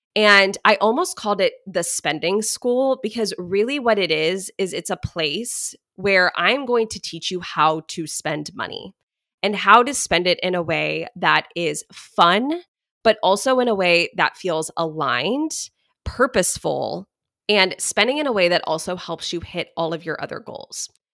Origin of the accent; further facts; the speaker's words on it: Dallas, Texas, United States; also born or lived in Houston; I grew up in Dallas